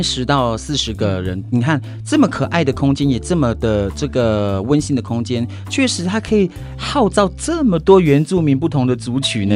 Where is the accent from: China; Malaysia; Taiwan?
Taiwan; northern Taiwan; 好像我们泰雅族也有这个名字呢